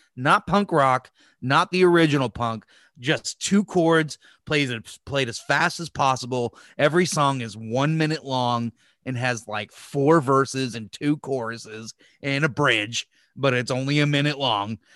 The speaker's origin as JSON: {"language": "English", "country": "United States", "said": "as an American"}